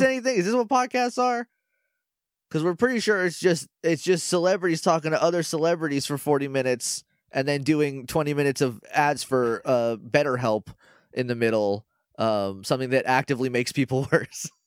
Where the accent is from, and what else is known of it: New England, United States